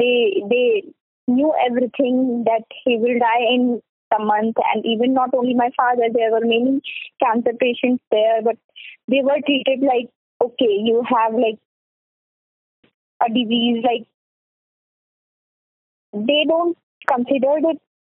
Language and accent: English; Varanasi, Uttar Pradesh, India; now in Delhi, India; I am like from Varanasi, but I am like right now I am living in Delhi.